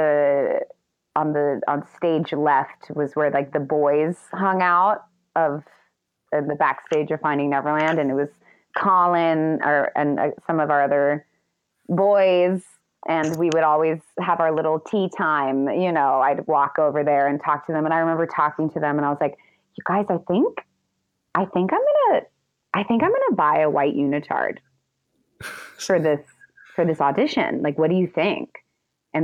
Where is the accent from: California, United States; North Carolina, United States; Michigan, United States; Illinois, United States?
California, United States; Los Angeles; I grew up